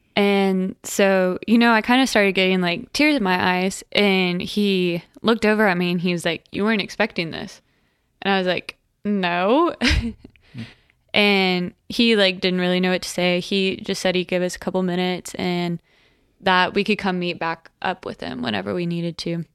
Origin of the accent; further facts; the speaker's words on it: Tulsa, Oklahoma, United States; I'm from Tulsa, Oklahoma, and I'm 22, and I'll be 23 next week.